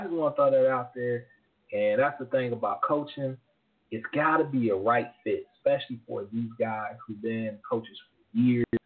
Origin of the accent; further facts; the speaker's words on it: Dayton, Ohio, United States; I'm from Dayton, Ohio